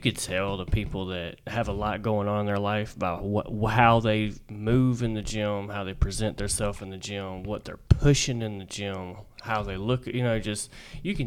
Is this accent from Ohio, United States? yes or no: no; Florida, United States; moved away as an adult; I'm actually from Florida, but I've been all over